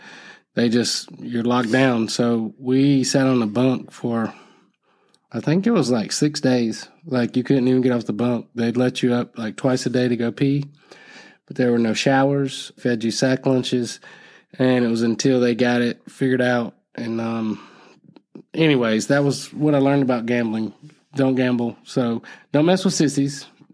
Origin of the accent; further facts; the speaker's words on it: Florida, United States; Homeboys means I'm from Broward County. You're from Broward County. We're homeboys.